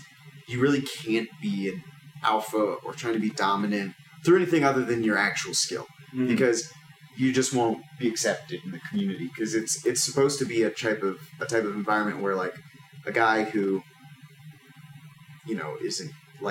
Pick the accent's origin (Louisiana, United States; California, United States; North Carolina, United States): Louisiana, United States; moved away as an adult; I'm from Louisiana